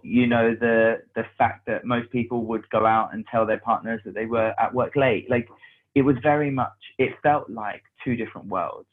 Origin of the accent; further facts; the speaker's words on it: London, United Kingdom; I grew up in Hackney in um, North London